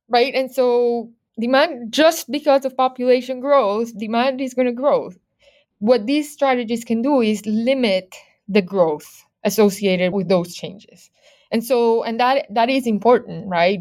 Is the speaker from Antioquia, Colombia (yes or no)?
yes; Medellín, Antioquia, Colombia; moved away; I'm originally from Medellin, Colombia.